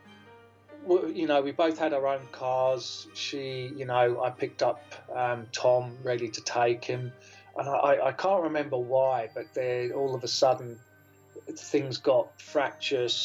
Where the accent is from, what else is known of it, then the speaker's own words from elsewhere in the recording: Jersey; moved away as an adult; also born or lived in Australia; I am born in Jersey in the Channel Islands. I moved to Australia when I was 26 years old. I lived there for just under 22 years. And I now find myself back in Jersey